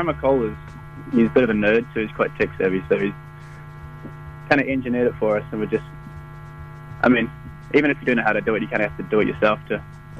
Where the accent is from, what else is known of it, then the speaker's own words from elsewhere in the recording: Huntly, Waikato, New Zealand; also born or lived in Raglan, New Zealand / Hamilton, New Zealand; I'm actually from Huntley.